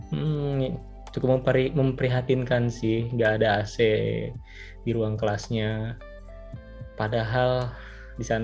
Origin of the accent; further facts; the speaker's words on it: Jakarta, Indonesia; di patokannya dari daerah asal gue gitu di Jakarta gitu